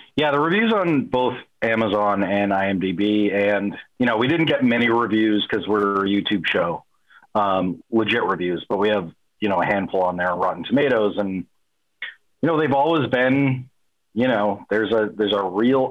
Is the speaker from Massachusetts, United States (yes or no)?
yes; Brockton, Massachusetts, United States; I grew up in in Brockton, Massachusetts